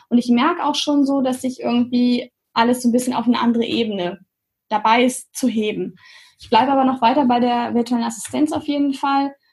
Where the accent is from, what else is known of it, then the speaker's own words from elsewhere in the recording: Göttingen, Lower Saxony, Germany; Ich bin aus Göttingen, genau.